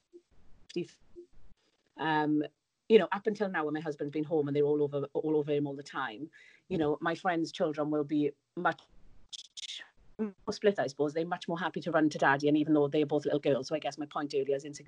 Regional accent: Wales, United Kingdom; moved away; you might be able to tell from my accent, but I'm from Wales, so all my family are in Wales, and I found it really tough to be away from them

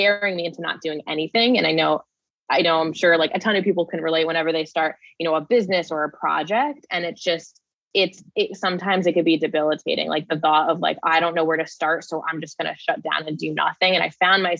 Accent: New Jersey, United States; my hometown in New Jersey, where I was born and raised.

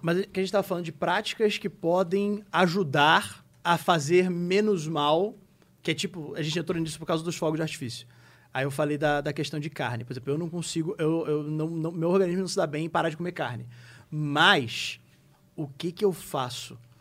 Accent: Rio de Janeiro, Brazil; moved away as an adult; now in São Paulo, Brazil; a gente é do Rio, do Rio de Janeiro

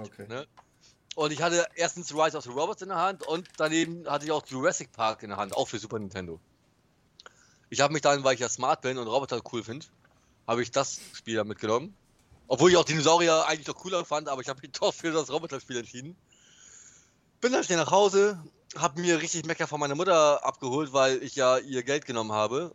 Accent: Bremen, Germany; ich bin halt Bremer

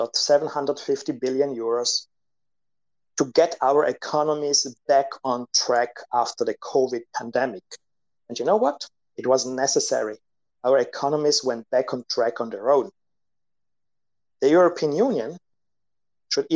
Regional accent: Italy; I'm from Italy

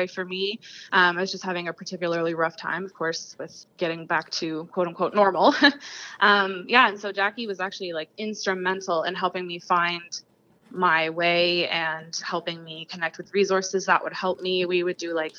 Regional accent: Huntsville, Ontario, Canada; now in Peterborough, Canada; this small town version of it that I grew up surrounded by in Huntsville

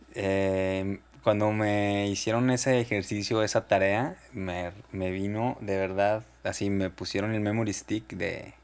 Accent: Guadalajara, Jalisco, Mexico; Soy de Guadalajara, sí. Nací el 16 de mayo del 85.

